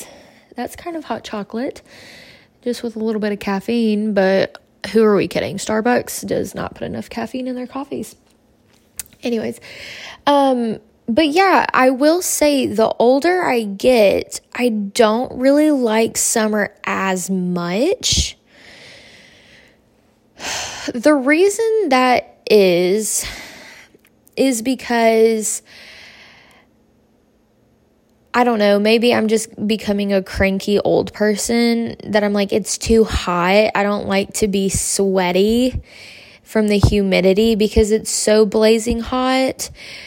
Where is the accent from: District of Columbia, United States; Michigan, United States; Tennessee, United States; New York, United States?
Tennessee, United States; moved away as an adult; also born or lived in Wisconsin; now in Murfreesboro, United States; I'm from Tennessee, born and raised.